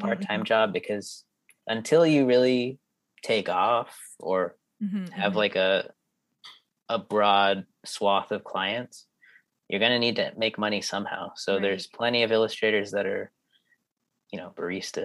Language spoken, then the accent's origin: English; Norwalk, California, United States; born or raised there; also born or lived in Florida